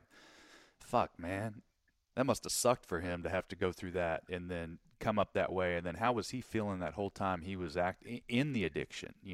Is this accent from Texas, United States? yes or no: yes; Texas, United States; I'm from Texas